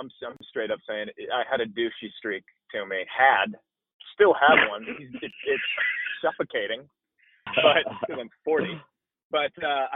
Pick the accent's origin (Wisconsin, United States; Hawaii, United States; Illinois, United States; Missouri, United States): Wisconsin, United States; Milwaukee; moved away; also born or lived in Indiana; I grew up in Milwaukee, Wisconsin.